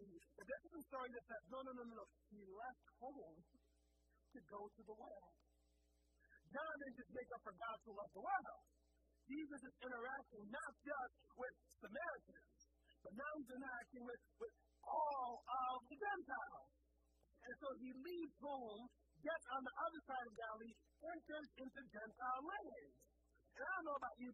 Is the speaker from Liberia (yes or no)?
yes; Liberia; moved away; I grew up in Liberia